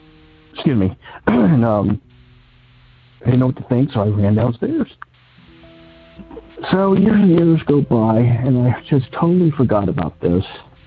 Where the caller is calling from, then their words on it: Cincinnati, Ohio, United States; I'm calling from Cincinnati, Ohio.